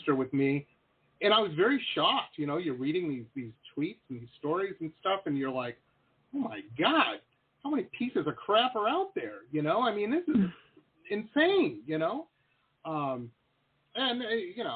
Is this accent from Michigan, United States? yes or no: yes; Detroit, Michigan, United States; grew up in Detroit, Metro Detroit